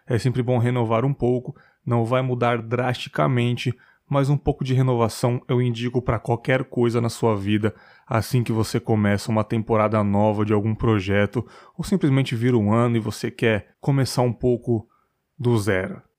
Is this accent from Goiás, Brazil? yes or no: no; São Paulo, Brazil; disse que eu sou de São Miguel Paulista, me mudei para um conjunto habitacional do governo mais ou menos em 98, 99. Era um lugar muito tranquilo, dificilmente acontecia alguma coisa pesada pela redondeza.